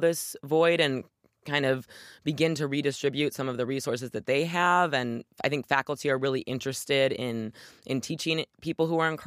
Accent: Michigan, United States; my home state of Michigan

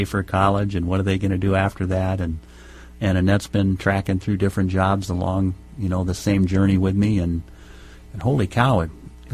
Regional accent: Virginia, United States; moved away as an adult; also born or lived in South Dakota; now in Minnesota, United States; I grew up in the state of Virginia

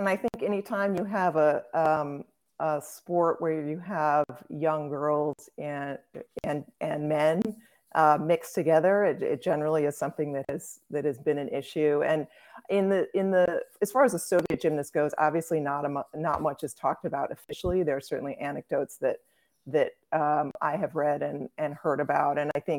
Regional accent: Brussels, Brussels-Capital Region, Belgium; born there; Yes, I was born in Brussels. My parents lived there for a few years.

